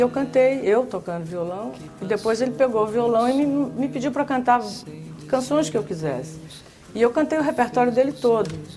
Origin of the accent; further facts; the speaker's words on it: Salvador, Bahia, Brazil; moved away as an adult; now in Rio de Janeiro, Brazil; não é em Salvador onde eu nasci, mas é na Bahia